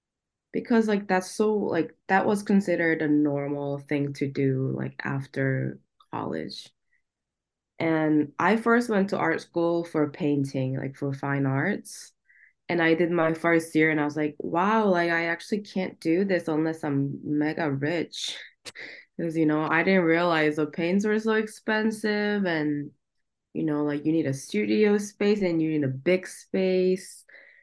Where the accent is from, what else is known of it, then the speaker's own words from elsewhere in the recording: Daejeon, South Korea; now in United States; I didn't grow up in Seoul at all. I grew up in this city called Daejeon, which is like the Silicon Valley of Korea.